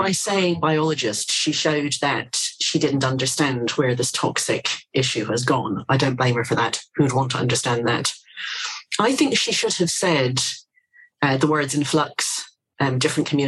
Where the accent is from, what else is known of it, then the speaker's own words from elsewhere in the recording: Ireland; also born or lived in Britain; now in United Kingdom; I'm actually Irish